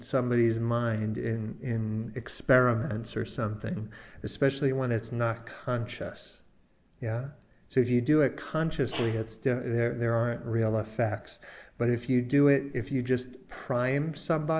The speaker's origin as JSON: {"language": "English", "region": "New York", "country": "United States", "tie": "born or raised there", "also_born_or_lived": "California", "said": "And I grew up in here in New York, but I was out in California"}